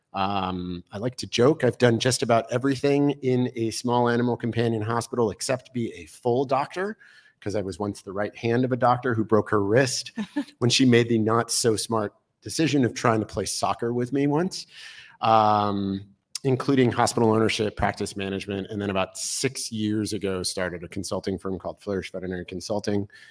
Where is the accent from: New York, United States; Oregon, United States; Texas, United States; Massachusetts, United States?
New York, United States; New York City; moved away; also born or lived in Boulder, Colorado; I was born in Brooklyn, New York on a crisp March morning